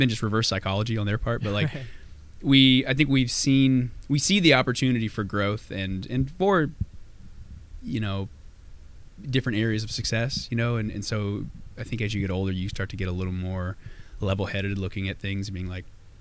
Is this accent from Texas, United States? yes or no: no; Louisiana, United States; now in Nashville, United States; I'm from Louisiana originally